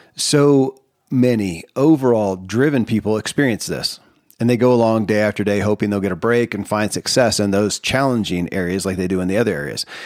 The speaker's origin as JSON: {"language": "English", "region": "Kentucky", "country": "United States", "tie": "born or raised there"}